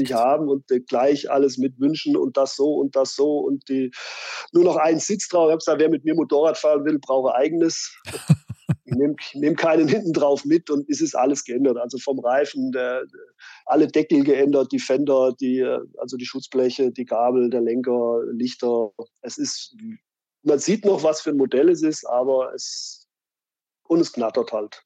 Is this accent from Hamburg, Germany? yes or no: no; Fulda, Hesse, Germany; meine Heimat